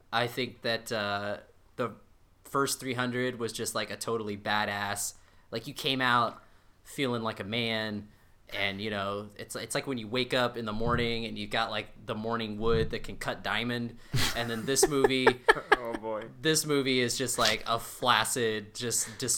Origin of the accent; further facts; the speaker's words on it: United States; we're we're American